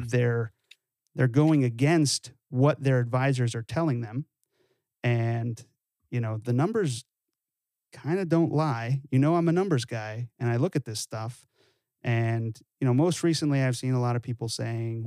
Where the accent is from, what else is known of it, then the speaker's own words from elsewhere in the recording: California, United States; growing up in California